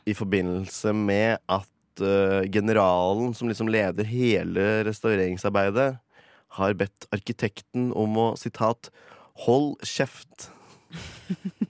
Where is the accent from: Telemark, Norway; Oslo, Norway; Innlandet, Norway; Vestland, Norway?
Innlandet, Norway; Mjøsa region; moved away; der vi kommer fra. Oppe i Mjøsregionen der.